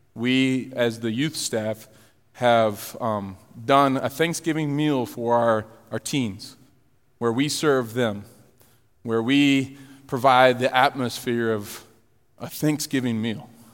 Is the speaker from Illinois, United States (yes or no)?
yes; Florida, Illinois, United States; We're moving from Florida to Illinois.